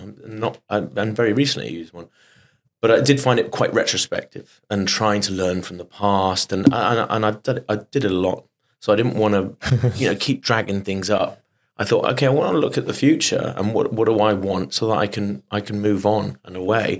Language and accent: English; Bath, South West England, United Kingdom; I'm from the West Country, from Bath, and I was a chorister when I was young, when I was 11.